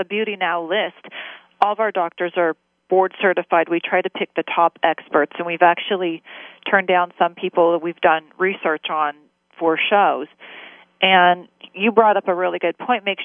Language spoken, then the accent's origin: English; Orange County, California, United States; I'm from Orange County